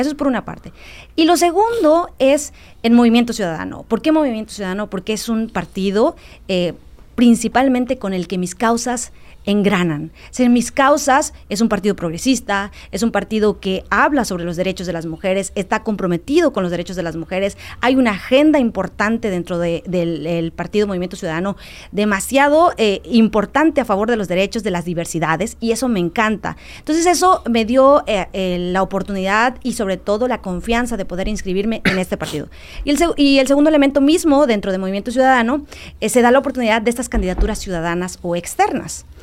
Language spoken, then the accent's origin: Spanish; Dos Aguadas, Quintana Roo, Mexico; esto a lo que pertenezco, que es mis raíces en, en Dos Aguadas, en la zona limítrofe